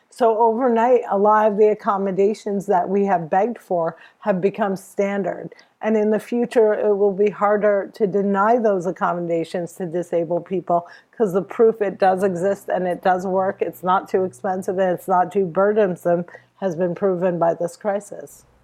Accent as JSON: {"language": "English", "region": "New Jersey", "country": "United States", "tie": "born or raised there", "said": "I'm from Jersey."}